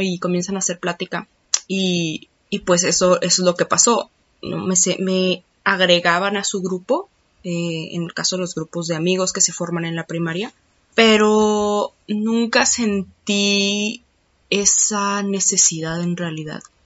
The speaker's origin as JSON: {"language": "Spanish", "country": "Mexico", "tie": "born or raised there"}